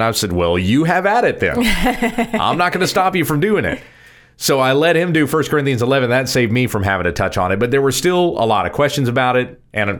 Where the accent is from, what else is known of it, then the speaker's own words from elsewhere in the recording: the South, United States; I grew up in Southern {S2} yes. {S0} Baptist churches. {S2} In the South. {S0} In the South. A Baptist church in the South.